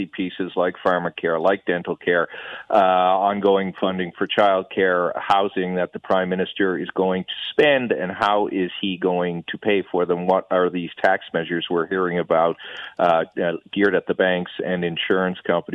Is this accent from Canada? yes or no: yes; Newfoundland and Labrador, Canada; now in Ottawa, Canada; I'm just a Newfoundlander.